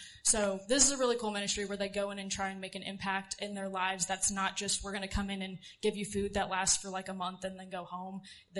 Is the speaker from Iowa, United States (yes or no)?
no; Centralia, Missouri, United States; I grew up in Centralia, Missouri, not Kansas.